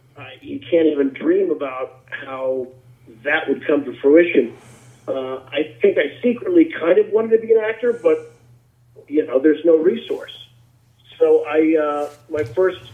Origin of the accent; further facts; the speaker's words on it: Tipton, Missouri, United States; I grew up in central Missouri, a place called Tipton, T-I-P-T-O-N. Small town, 2,000 people